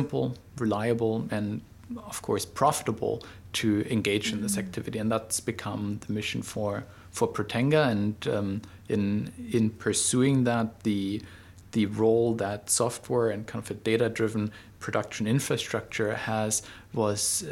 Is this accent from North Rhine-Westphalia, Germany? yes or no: no; Berlin, Germany; moved away as an adult; now in Singapore; I'm originally from Germany, but have been here in Southeast Asia, in Singapore, for the last 11 years